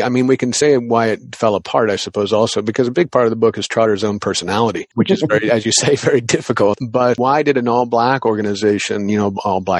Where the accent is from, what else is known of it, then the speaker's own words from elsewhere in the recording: Illinois, United States; this is in my home state.